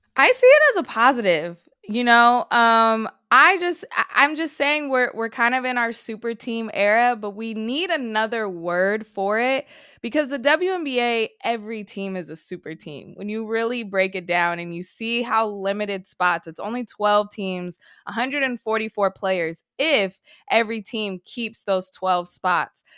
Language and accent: English; Sacramento, California, United States; I'm originally from Sacramento